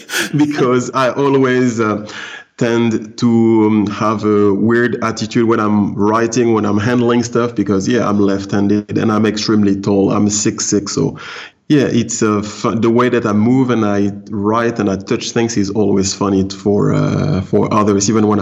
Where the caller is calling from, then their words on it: Palma, Balearic Islands, Spain; Yes, I'm in live from Palma de Mallorca, the sunny island of Spain.